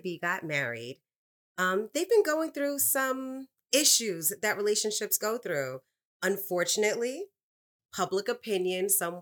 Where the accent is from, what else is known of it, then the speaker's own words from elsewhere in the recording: New York City, New York, United States; I'm from the Bronx